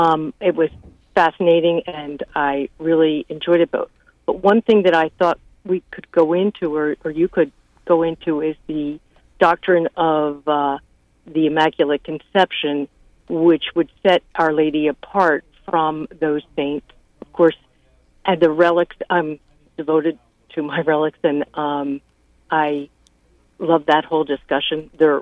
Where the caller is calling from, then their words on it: Philadelphia, Pennsylvania, United States; I'm also calling from Philadelphia